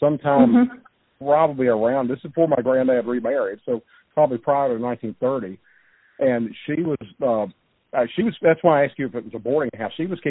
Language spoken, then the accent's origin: English; Baton Rouge, Louisiana, United States; out east of where I grew up in Baton Rouge, out in Livingston Parish.